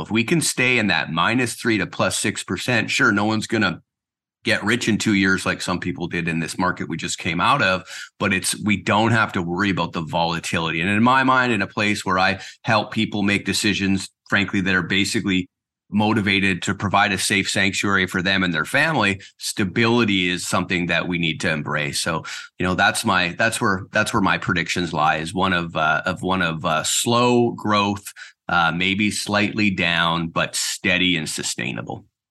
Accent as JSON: {"language": "English", "town": "Surrey", "region": "British Columbia", "country": "Canada", "tie": "born or raised there", "also_born_or_lived": "Kelowna", "moved": "as an adult", "lives_now": "Nanaimo, Canada", "said": "I was born and raised in South Surrey, White Rock"}